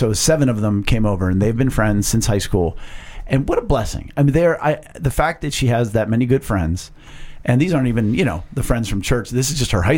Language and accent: English; Penn Hills, Pennsylvania, United States; I'm from Penn Hills.